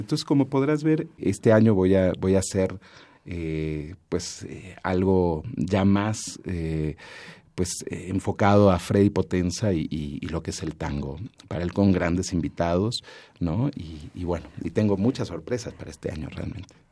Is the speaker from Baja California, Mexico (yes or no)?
no; Mexico City, Mexico; crecí también en el Corrientes 348 allá en Miguel Ángel de Quevedo